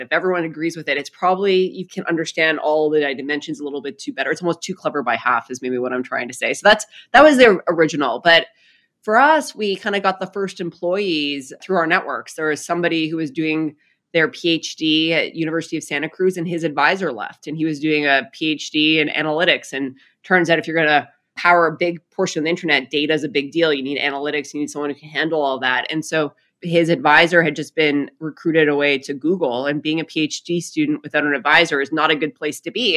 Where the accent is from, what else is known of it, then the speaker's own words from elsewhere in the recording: Saskatchewan, Canada; moved away as an adult; I grew up in a uh, province called Saskatchewan, which is kind of the prairie province of Canada.